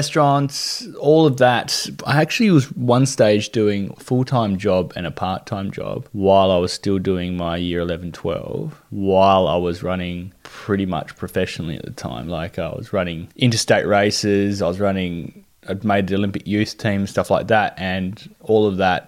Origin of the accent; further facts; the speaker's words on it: Devonport, Tasmania, Australia; growing up in Devonport, it was a really big basketball town